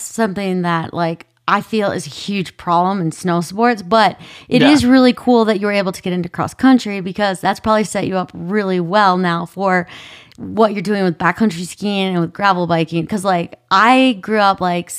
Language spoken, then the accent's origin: English; Minnesota, United States; I grew up in Minnesota